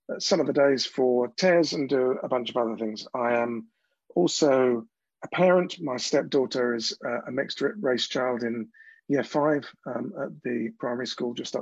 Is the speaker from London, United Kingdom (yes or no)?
yes; London, United Kingdom; I'm from South East London